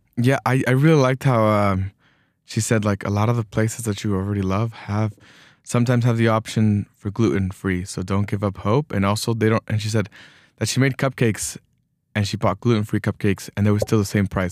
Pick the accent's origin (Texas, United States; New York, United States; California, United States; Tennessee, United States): Texas, United States; moved away; I, I was born in Texas.